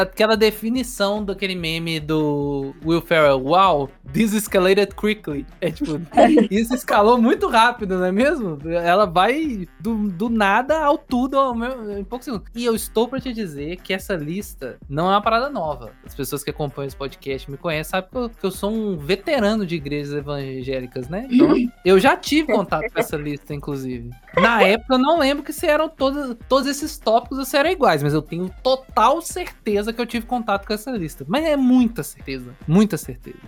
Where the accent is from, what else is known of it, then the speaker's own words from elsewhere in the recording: Minas Gerais, Brazil; a gente de Minas Gerais